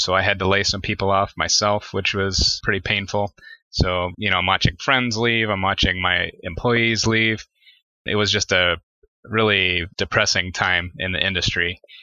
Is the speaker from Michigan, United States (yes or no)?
yes; Detroit, Michigan, United States; I grew up in Detroit, Michigan, or the suburbs of Detroit all my life